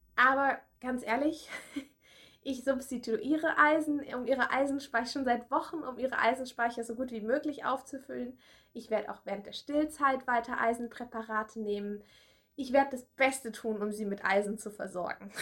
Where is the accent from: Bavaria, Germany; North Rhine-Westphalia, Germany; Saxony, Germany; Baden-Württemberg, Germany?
Bavaria, Germany; Erlangen; now in Berlin, Germany; weil ich habe ja in Erlangen studiert und bin ja aus Erlangen